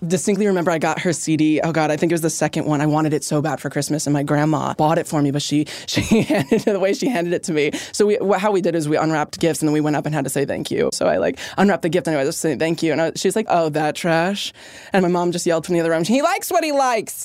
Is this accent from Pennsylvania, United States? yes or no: yes; Pennsylvania, United States; growing up in Pennsylvania